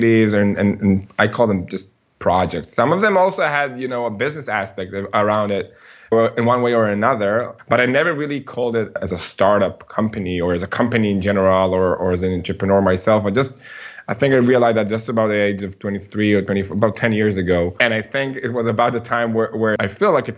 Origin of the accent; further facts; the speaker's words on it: Ra'anana, Central District, Israel; I grew up here in Israel in a city called Ra'anana.